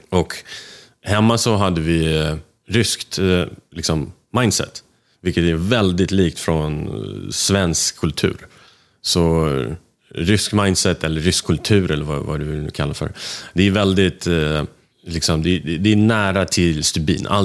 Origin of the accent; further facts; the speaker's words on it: Moscow, Russia; also born or lived in Bucharest; now in Sweden; jag är född i Rumänien, Bukarest. Eh, ett ställe jag aldrig varit i sen